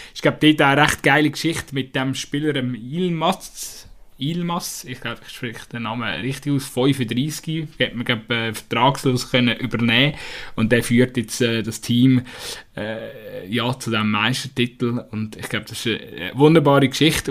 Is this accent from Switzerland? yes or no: yes; Switzerland; wir uns als Schweizer